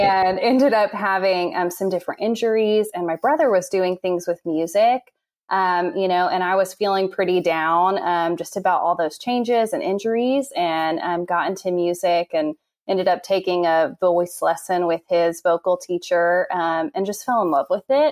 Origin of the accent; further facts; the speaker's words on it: Noblesville, Indiana, United States; moved away as an adult; now in Nashville, United States; I'm from Noblesville, Indiana, originally